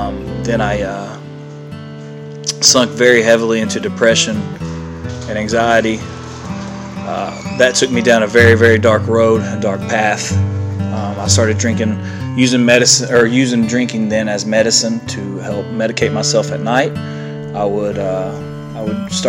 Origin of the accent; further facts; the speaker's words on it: Ashland, Kentucky, United States; I'm from Ashland, Kentucky